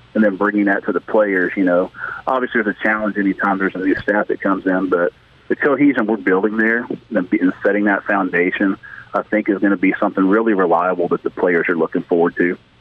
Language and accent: English; East Texas, United States; I was a kid growing up in East Texas